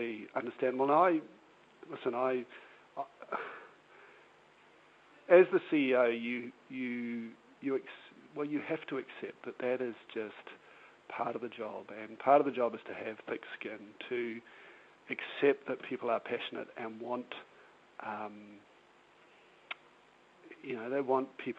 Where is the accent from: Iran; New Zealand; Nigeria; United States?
New Zealand; being a New Zealander